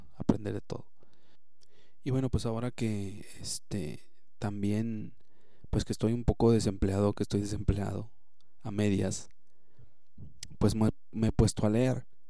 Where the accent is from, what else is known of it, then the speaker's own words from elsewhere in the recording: Monterrey, Nuevo León, Mexico; como regios pues nos debemos de apoyar y como mexicanos también